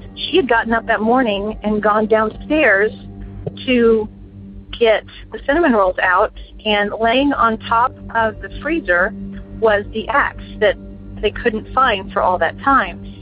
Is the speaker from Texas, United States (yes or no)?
yes; Houston, Texas, United States; I'm from Houston, Texas